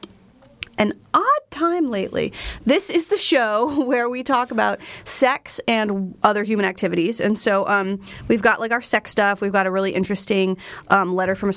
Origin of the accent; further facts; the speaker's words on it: Flemington, New Jersey, United States; a store in my hometown of Flemington, New Jersey